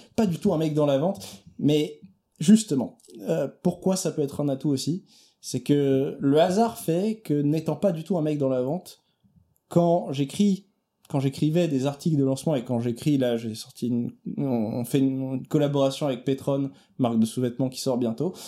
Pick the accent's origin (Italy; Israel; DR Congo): Italy; en tant qu'Italien